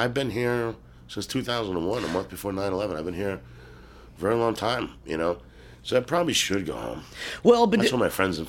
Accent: New York, United States; moved away as an adult; now in Los Angeles, United States; I never really saw racism until I moved away from New York.

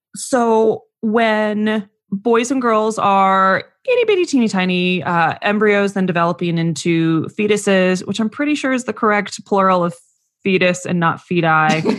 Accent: Phoenix, Arizona, United States; I grew up in the Phoenix area

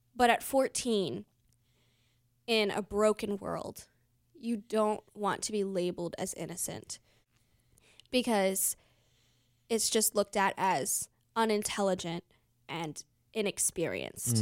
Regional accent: United States; growing up in America

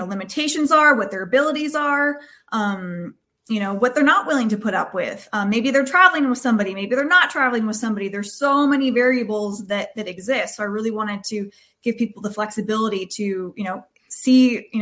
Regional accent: Bay Area, California, United States; in my hometown in the Bay Area

